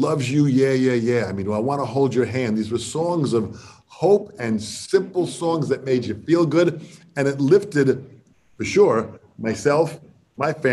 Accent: Baldwin, New York, United States; I'm from a little town called Baldwin on the south shore of Long Island

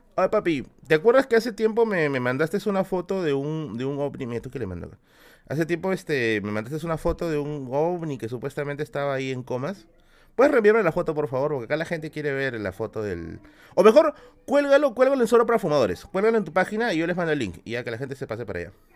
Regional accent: Lima, Peru; cuando era niño acá en Villa El Salvador.

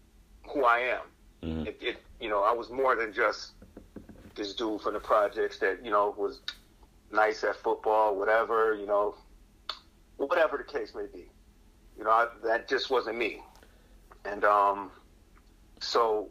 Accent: Buffalo, New York, United States; now in Rochester, United States; I grew up in the inner city of Buffalo, New York, attended public schools, throughout my entire educational process from, elementary to high school

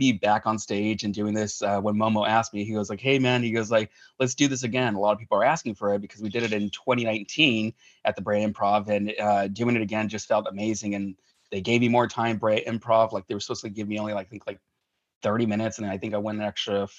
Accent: Hacienda Heights, California, United States; also born or lived in Hollywood, California; I was born in Hollywood, California, and we were raised in Hacienda Heights, California

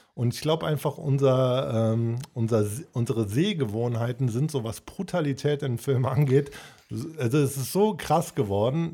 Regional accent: Cologne, North Rhine-Westphalia, Germany; Bei uns in Köln

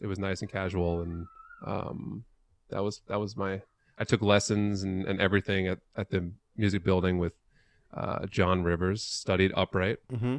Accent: New York City, New York, United States; also born or lived in Long Island; now in Vermont, United States; Not originally from Vermont. Originally born and raised in the Upper West Side of Manhattan.

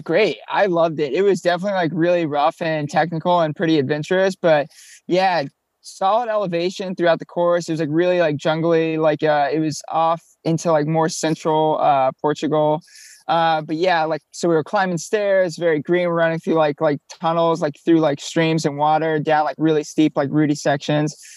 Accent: Florida, United States; moved away as an adult; also born or lived in Colorado / Oklahoma; now in New York City, United States; We grew up down here in Florida.

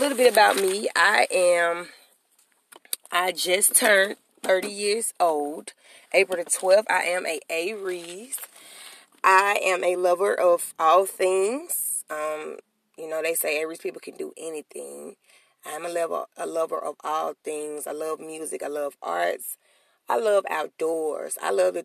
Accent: Birmingham, Alabama, United States; I'm from Birmingham, Alabama

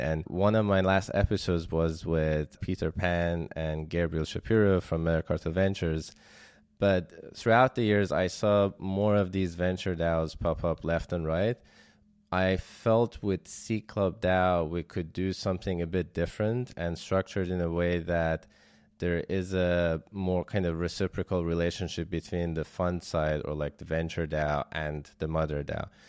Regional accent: Iran; moved away as an adult; also born or lived in Germany; I was born in Iran and then I left around two thousand eleven to study robotics in Germany

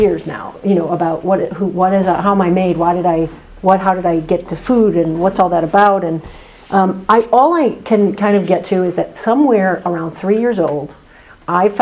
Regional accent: Chicago, Illinois, United States; I grew up in Chicago

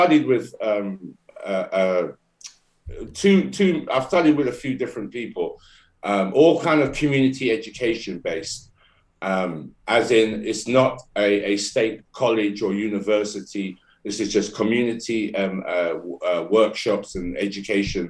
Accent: London, United Kingdom; I'm born and raised in London, UK.

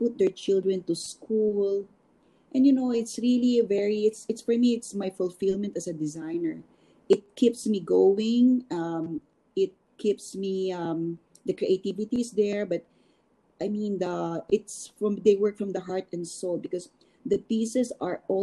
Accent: Philippines; moved away; also born or lived in New York; as a Filipino designer

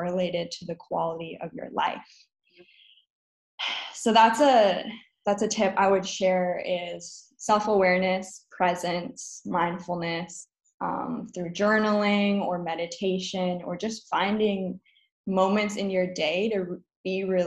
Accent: Minnesota, United States; also born or lived in Wisconsin; I grew up in Minnesota and I went to college in Wisconsin

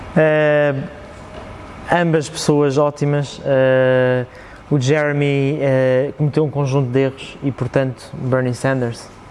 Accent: Parede, Lisbon, Portugal; born or raised there

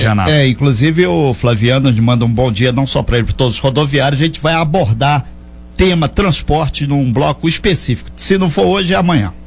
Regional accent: Brazil; nós brasileiros

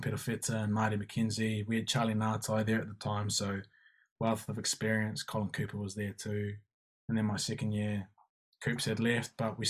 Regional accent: Taranaki, New Zealand; also born or lived in Hawera; growing up in the Naki, being an 18-year-old Māori boy

